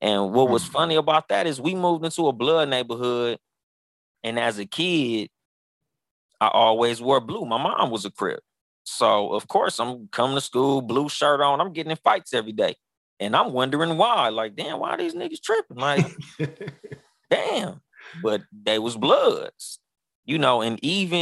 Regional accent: Pomona, California, United States; also born or lived in Compton, California; my mom moved me out of Compton to Pomona

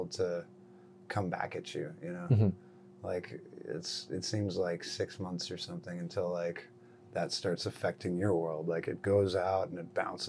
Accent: Midwest, United States; moved away; also born or lived in San Francisco; I grew up in the Midwest

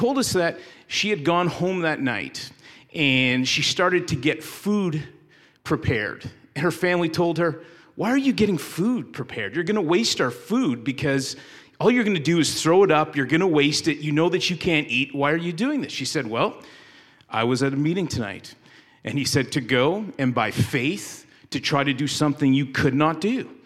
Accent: Canada; moved away as an adult; now in United States; I was born and raised in Canada and moved to the States because I married a woman from West Virginia

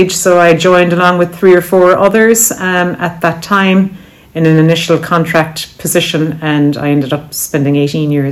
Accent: County Cork, Munster, Ireland; moved away as an adult; I grew up about six or seven miles from here, but I only came back to Cork in 2016. I was gone for my education and the first part of my career. I grew up on a dairy farm.

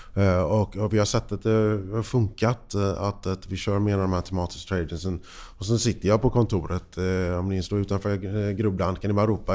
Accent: United States; now in Sweden; för mig som, som amerikan

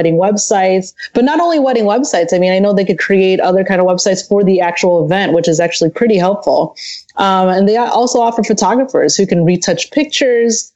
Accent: a little town outside of Chicago, Illinois, United States; moved away as an adult; now in Southern California, United States; I'm actually originally from a little town outside of Chicago, Illinois, and I moved down here to Southern California about 9 years ago

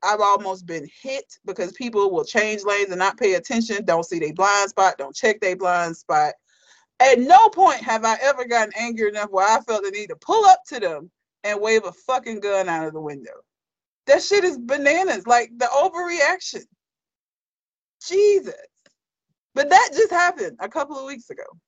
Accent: United States; it's embarrassing to be from here

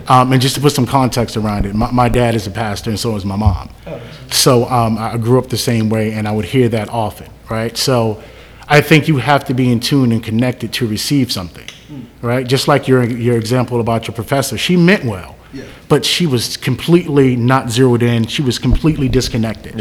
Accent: Jersey City, New Jersey, United States; moved away; I'm originally from Jersey City, so I still go there and mentor

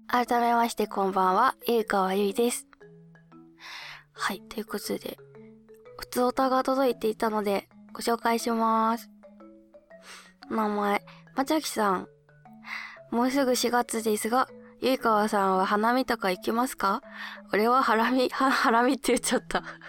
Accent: Hokkaido, Japan; now in Tokyo, Japan; 北海道ってか私の地元でよく見た桜は

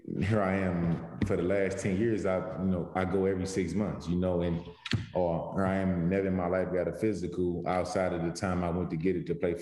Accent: St. Louis, Missouri, United States; moved away as an adult; also born or lived in Jefferson City, Missouri / North Carolina; growing up in St. Louis, obviously, you know, St. Louis, and then the 4 years I spent in Jefferson City

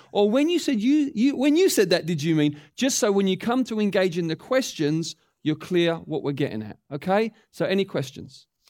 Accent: England, United Kingdom; as English people

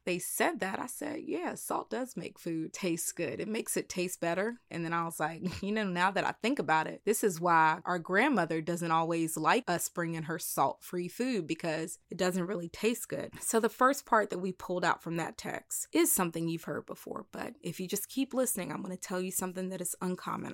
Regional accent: the South, United States; I am from the country, like, I'm from the South

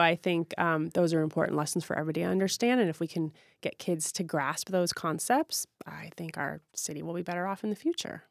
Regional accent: St. Louis, Missouri, United States; also born or lived in Chicago, Illinois; now in Seattle, United States; I grew up in Saint Louis, Missouri

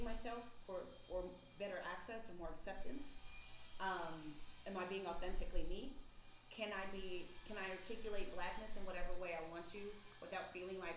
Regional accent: Southern California, United States; born or raised there

